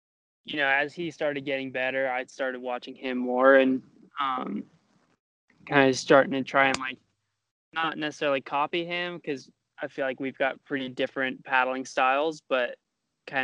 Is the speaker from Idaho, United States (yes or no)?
yes; Meridian, Idaho, United States; I'm from Meridian, Idaho, 21 years old.